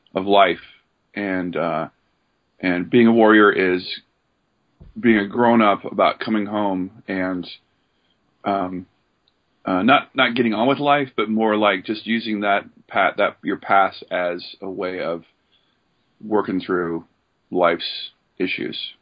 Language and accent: English; Oregon, United States; moved away as an adult; also born or lived in Seattle; I grew up in Oregon